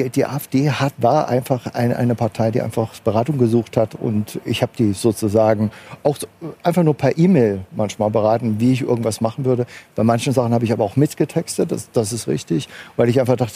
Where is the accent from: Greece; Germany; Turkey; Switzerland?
Germany; Frankfurt, Hesse; weil ich noch die Frankfurter Grünen im Entstehen äh, sozusagen miterlebt hatte als Frankfurter